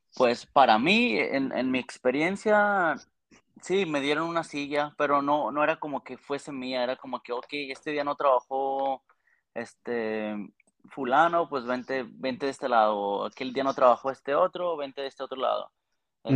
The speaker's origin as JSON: {"language": "Spanish", "region": "Aguascalientes", "country": "Mexico", "moved": "as an adult", "lives_now": "Toronto, Canada", "said": "De Aguascalientes"}